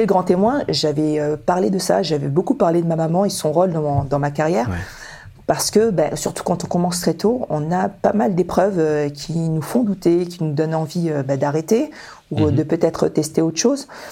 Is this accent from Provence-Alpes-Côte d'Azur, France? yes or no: yes; Toulon, Provence-Alpes-Côte d'Azur, France; born or raised there; also born or lived in Dakar, Senegal